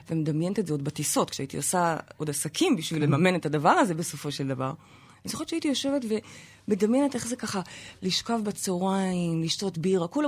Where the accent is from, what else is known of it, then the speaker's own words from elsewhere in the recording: Jerusalem, Jerusalem District, Israel; מהר נוף, את מכירה? שכונה חרדית?